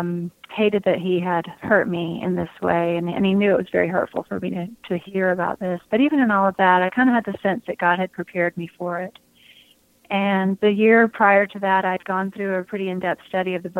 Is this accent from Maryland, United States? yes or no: no; outside of Atlanta, Georgia, United States; I grew up outside of Atlanta